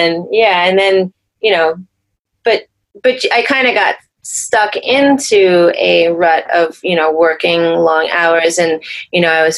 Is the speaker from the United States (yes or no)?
yes; Pennsylvania, United States; moved away as an adult; also born or lived in Philadelphia / Brooklyn, New York / New York City / New Jersey; I'm originally from Pennsylvania.